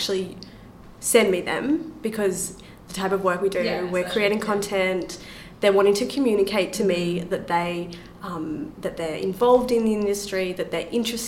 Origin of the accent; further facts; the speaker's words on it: Australia; I'm from Australia